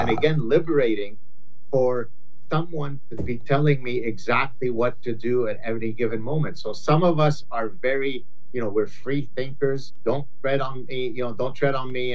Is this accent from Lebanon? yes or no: yes; Lebanon; moved away; my closest friend growing up in Lebanon